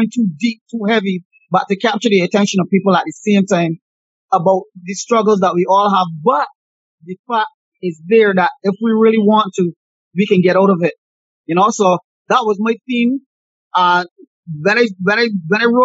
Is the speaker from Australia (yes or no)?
no; Barbados; myself growing up in the Bayland